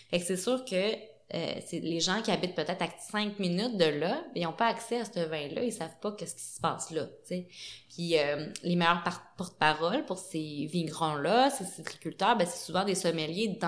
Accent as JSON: {"language": "French", "town": "Montreal", "region": "Quebec", "country": "Canada", "said": "Et eh je, je, veux pas faire le eh, gars de la ville mais bon moi je viens, je viens"}